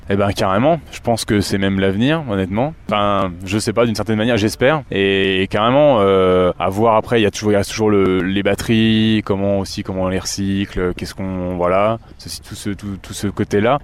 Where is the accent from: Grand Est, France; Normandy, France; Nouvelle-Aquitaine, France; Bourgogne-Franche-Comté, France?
Bourgogne-Franche-Comté, France; j'ai vraiment grandi donc dans le Morvan. Je suis né dans le Morvan et j'ai grandi à la ferme.